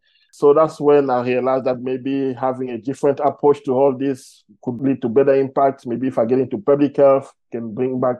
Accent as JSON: {"language": "English", "country": "Cameroon", "accent": "French", "second_language": "English", "moved": "yes", "lives_now": "South Africa", "said": "As you can hear from my accent, I speak French. I'm from a country called Cameroon."}